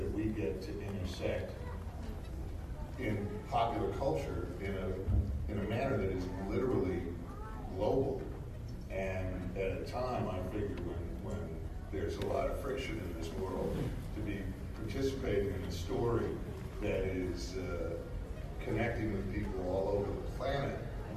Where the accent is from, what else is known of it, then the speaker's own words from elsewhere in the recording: Boston, Massachusetts, United States; I am from Boston.